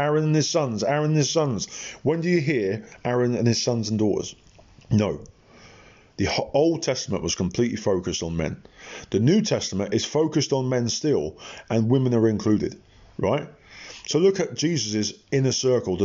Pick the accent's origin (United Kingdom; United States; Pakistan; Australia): United Kingdom; England; I'm an Englishman